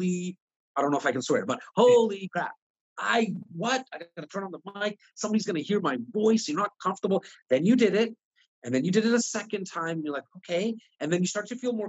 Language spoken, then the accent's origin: English; Toronto, Ontario, Canada; I'm not only born and raised in Toronto, but I'm born and raised in the north part of Toronto in an area called Rexdale